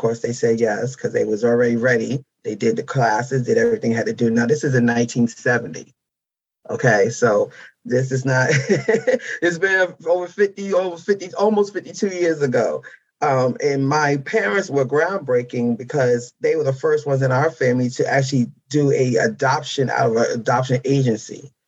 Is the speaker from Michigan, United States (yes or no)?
no; Mount Vernon, New York, United States; moved away; also born or lived in Harlem, New York City / New Jersey; my adoptive parents took me home to Mount Vernon, New York, where I was raised. Majority of my raising was there. Then I moved to Jersey.